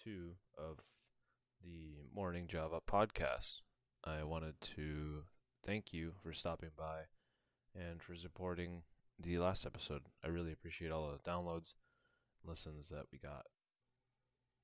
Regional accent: Lancaster, Massachusetts, United States; also born or lived in Bolivia / Chile; I moved to the U.S. Around, I think I was around seven when I moved here. I lived in a little town called Lancaster, Massachusetts

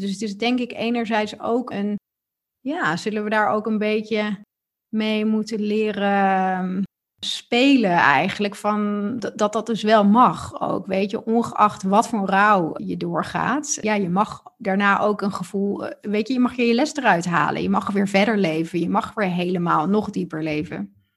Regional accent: Netherlands

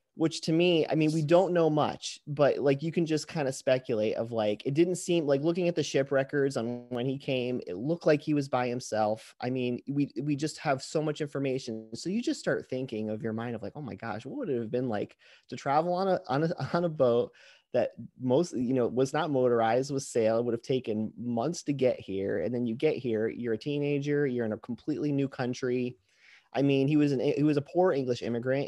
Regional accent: Fort Lauderdale, Florida, United States; moved away as an adult; now in Metro Detroit, United States; grew up in Fort Lauderdale, Florida, most of my life

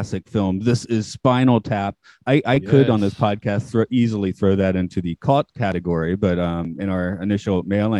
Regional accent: Atlanta, Georgia, United States; moved away as an adult; now in Japan; my hometown's Atlanta

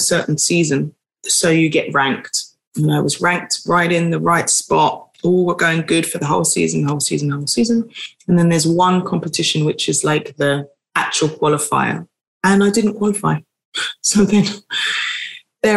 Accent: London, United Kingdom; I'm born in South London and I've grown up and lived in London all my life.

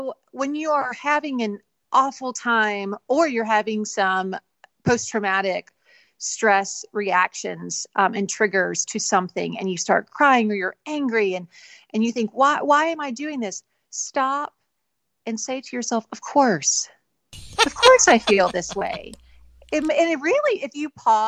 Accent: Alabama, United States; I grew up in Alabama

